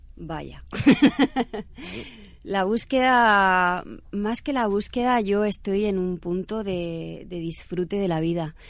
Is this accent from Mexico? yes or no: no; Cartagena, Region of Murcia, Spain; also born or lived in Ibiza; yo soy cartagenera y amo Cartagena y Murcia